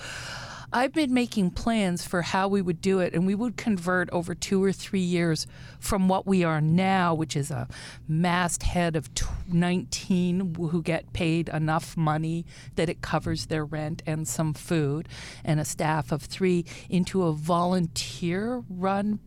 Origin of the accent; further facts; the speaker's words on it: Regina, Saskatchewan, Canada; moved away; also born or lived in Vancouver; I'm originally from Regina